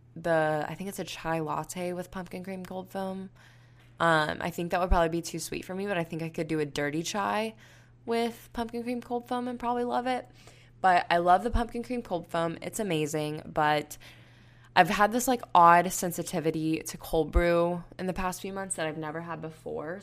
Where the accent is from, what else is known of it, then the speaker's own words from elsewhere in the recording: Panama City, Florida, United States; moved away as an adult; also born or lived in Tuscaloosa, Alabama; I grew up in Panama City